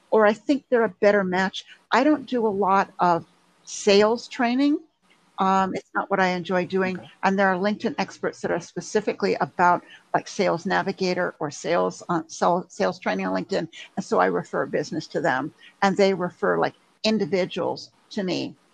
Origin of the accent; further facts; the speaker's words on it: Montreal, Quebec, Canada; also born or lived in England / Germany; now in United States; Oh yes, um, I was born in England. Okay. I don't sound like it. I know. My family all still still live in England and Scotland. Um, I uh, we moved to Canada when I was little. I lived in Canada in Montreal